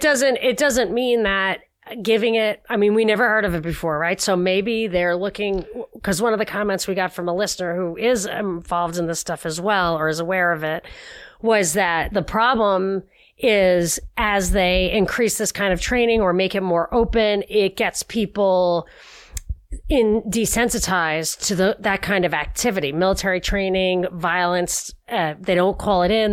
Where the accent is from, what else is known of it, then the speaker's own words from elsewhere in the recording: New York, United States; as a New Yorker